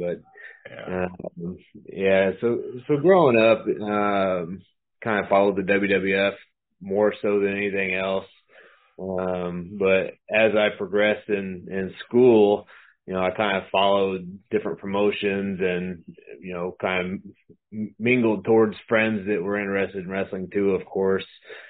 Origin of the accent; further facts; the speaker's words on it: Hollywood, California, United States; born there; I'm from I was actually born in California, so I'm built in California, okay. But I was actually born in California, so it's really not a stretch.